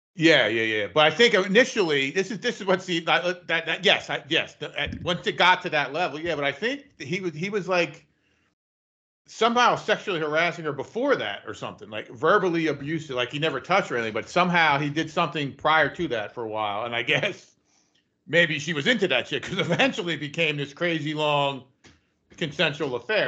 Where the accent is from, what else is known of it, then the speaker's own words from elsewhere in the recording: New Jersey, United States; I'm from New Jersey